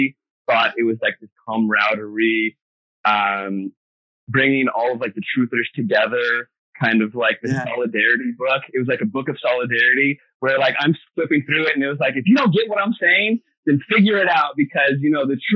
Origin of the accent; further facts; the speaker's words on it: Virginia, United States; moved away as an adult; also born or lived in San Diego, California / Los Angeles, California; now in Arcata, United States; I grew up in DC area, actually, and went to Virginia Tech. I grew up in Virginia, but just right outside DC.